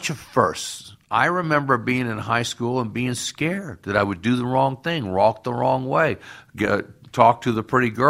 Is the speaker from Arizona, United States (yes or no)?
no; Chattanooga, Tennessee, United States; moved away as an adult; also born or lived in Hollywood; now in Los Angeles, United States; I'm from Chattanooga, Tennessee, and the University of Tennessee Chattanooga's my alma mater.